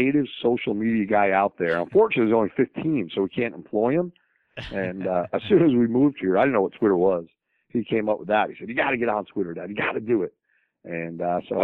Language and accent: English; New York, United States; also born or lived in St. Louis; now in Nashville, United States; I grew up in New York. So I'm a big Yankee fan